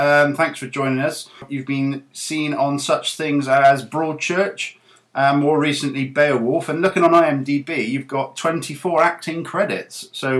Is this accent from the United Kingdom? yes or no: yes; Longwell Green, South West England, United Kingdom; I'm a Longwell Grenian